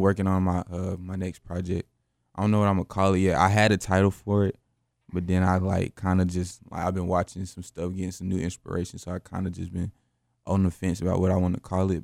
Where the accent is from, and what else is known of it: Greensboro, North Carolina, United States; born or raised there